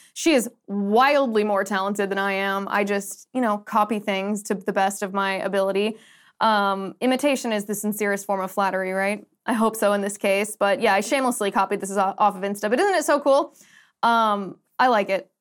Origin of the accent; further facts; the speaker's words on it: United States; I'm very American